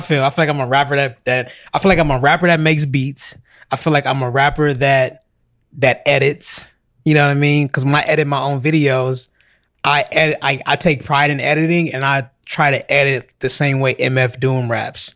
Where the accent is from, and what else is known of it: Los Angeles, California, United States; born or raised there